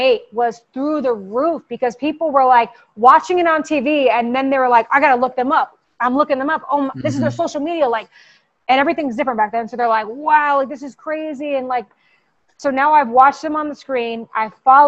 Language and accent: English; New York, United States; I'm a New Yorker